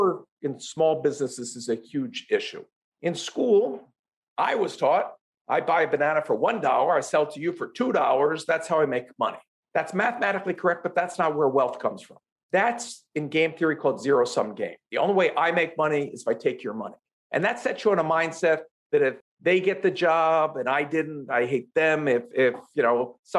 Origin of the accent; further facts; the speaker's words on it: Philadelphia, Pennsylvania, United States; I'm from Philadelphia